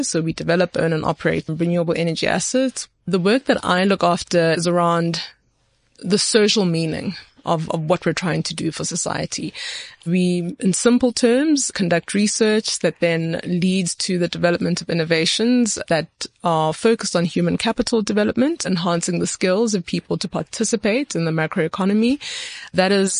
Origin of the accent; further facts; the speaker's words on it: Etwatwa, Gauteng, South Africa; the community that I grew up in Etwatwa, which is just outside Daveyton